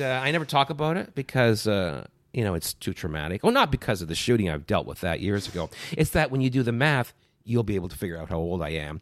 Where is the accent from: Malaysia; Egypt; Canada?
Canada; Brampton, Ontario; born or raised there; also born or lived in North Bay, Ontario